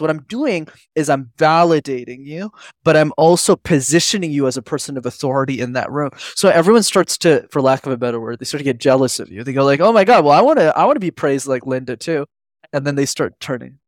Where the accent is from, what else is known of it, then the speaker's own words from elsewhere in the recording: Montreal, Quebec, Canada; I grew up in Montreal in Canada, which I'm still based